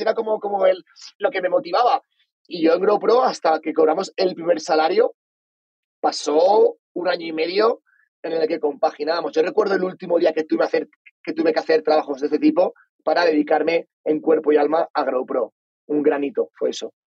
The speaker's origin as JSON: {"language": "Spanish", "town": "Valencia", "region": "Valencian Community", "country": "Spain", "also_born_or_lived": "Australia", "moved": "as an adult", "said": "soy de Valencia, una ciudad, la tercera ciudad más grande de España"}